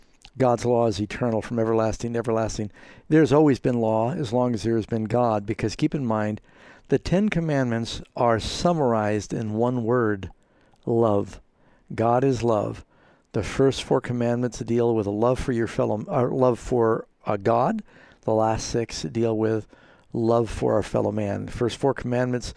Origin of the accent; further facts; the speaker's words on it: United States; Being an American